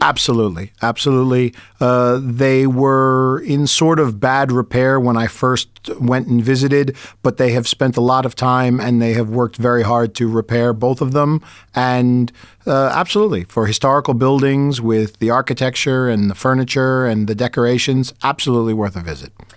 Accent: United States; as an American

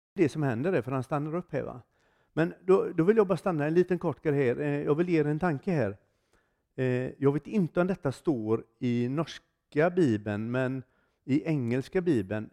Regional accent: Gothenburg, Västra Götaland, Sweden; Jag kommer ifrån Göteborg i Sverige.

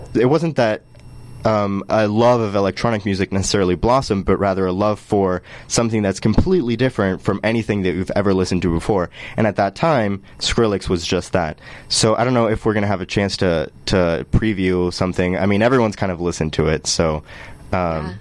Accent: Colombia; moved away; I'm from Colombia

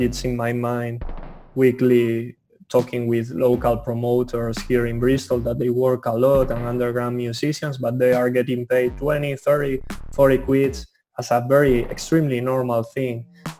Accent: Spain; moved away; when I was a teenager in Spain, I remember in my hometown

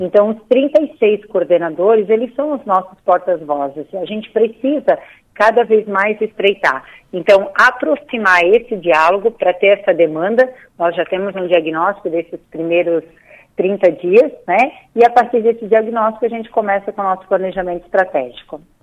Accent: Blumenau, Santa Catarina, Brazil; eu sou de Blumenau

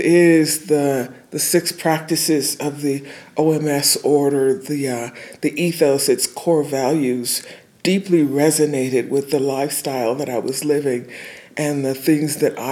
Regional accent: Detroit, Michigan, United States; moved away as an adult; now in Tulsa, United States; I was raised in Detroit for the largest part of my life, from 2 years old to 20.

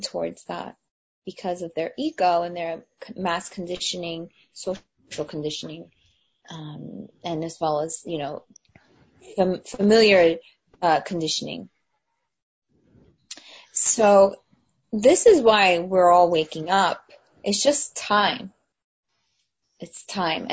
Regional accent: New Jersey, United States; also born or lived in New York City; when I was a kid, I moved from New York City to New Jersey

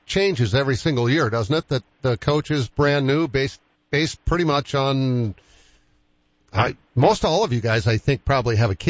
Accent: Boston, Massachusetts, United States; now in Sioux Falls, United States; I grew up with it in Boston.

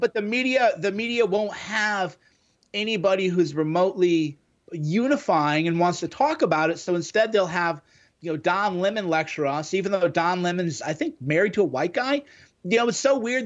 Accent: Midwest, United States; me growing up in the Midwest in the nineties

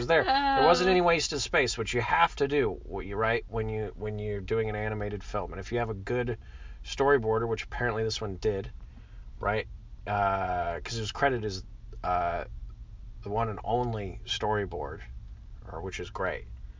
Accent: United Arab Emirates; Saudi Arabia, which is right next to where I used to live. I grew up in the United Arab Emirates.

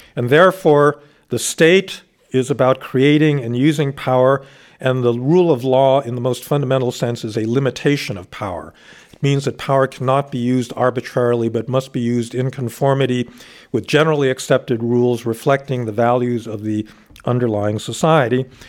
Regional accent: United States

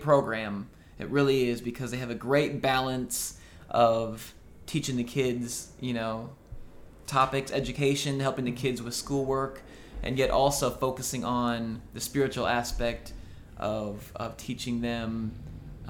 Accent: Oskaloosa, Iowa, United States; moved away as an adult; now in Nashville, United States; That was in Iowa. Yeah, Oskaloosa, Iowa. My family actually still lives there. I went to middle school and high school there

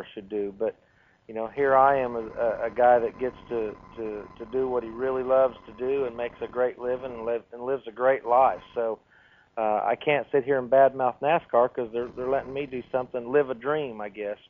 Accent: California, United States; I'm from California

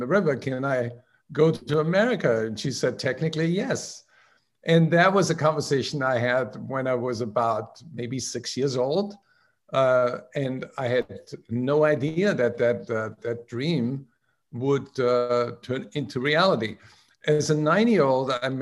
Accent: outside of Salzburg, Austria; now in United States; I grew up in outside of Salzburg in Thurgau, my grandmother ran a country inn

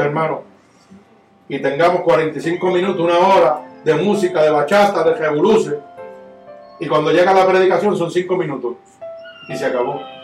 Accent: Puerto Rico; Yo soy puertorriqueño

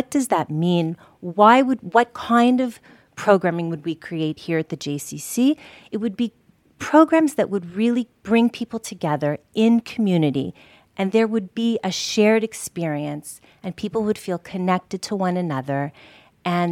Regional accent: Canada; born or raised there; moved away as an adult; also born or lived in Paris, France / Israel

